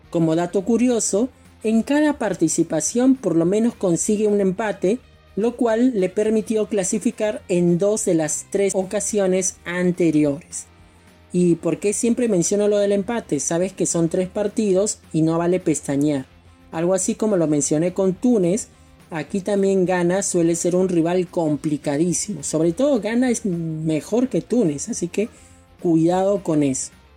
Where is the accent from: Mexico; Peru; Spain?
Peru; en mi caso como peruano